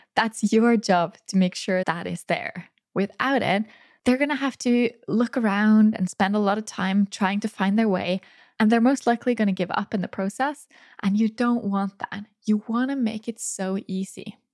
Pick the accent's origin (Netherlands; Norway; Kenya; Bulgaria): Norway; right here in my hometown